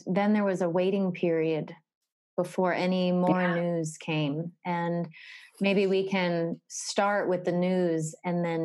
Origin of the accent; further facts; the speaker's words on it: Narragansett, Rhode Island, United States; I grew up in Narragansett, Rhode Island